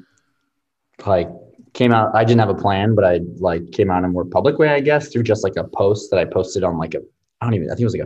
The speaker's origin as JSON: {"language": "English", "town": "Palos Verdes", "region": "California", "country": "United States", "tie": "born or raised there", "said": "from Palos Verdes, grew up watching the Galaxy and playing soccer"}